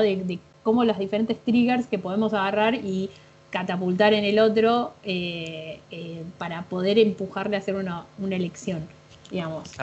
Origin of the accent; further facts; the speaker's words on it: Buenos Aires, Argentina; soy diseñadora gráfica de Buenos Aires, graduada en la UBA